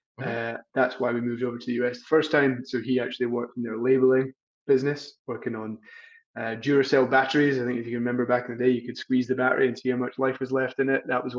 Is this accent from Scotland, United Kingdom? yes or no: yes; Scotland, United Kingdom; moved away as an adult; also born or lived in England; now in Boston, United States; I moved in July to Boston. I'm originally from Scotland. I've lived all around the world, but lived in the US. I've lived in England, Scotland, but I'm back in the US.